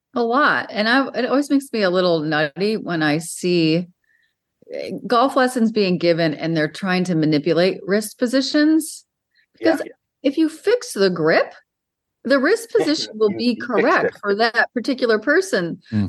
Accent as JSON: {"language": "English", "region": "Western New York", "country": "United States", "tie": "born or raised there", "said": "I grew up in Western New York"}